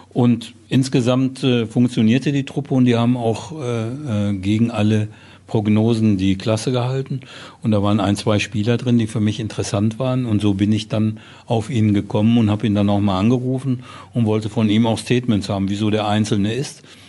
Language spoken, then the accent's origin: German; Dortmund, North Rhine-Westphalia, Germany; mein Vater hat auf Hösch gearbeitet und so, wie man das so in Dortmund, wie man so aufwächst